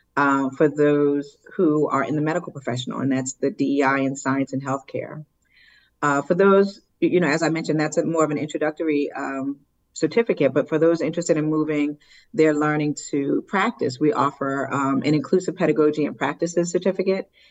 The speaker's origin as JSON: {"language": "English", "town": "Willingboro", "region": "New Jersey", "country": "United States", "tie": "born or raised there", "said": "I grew up in Wellingboro, New Jersey"}